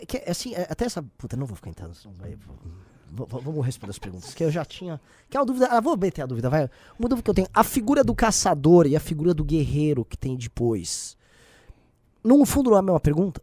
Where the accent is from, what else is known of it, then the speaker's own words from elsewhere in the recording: São Paulo, Brazil; eu sou de São Paulo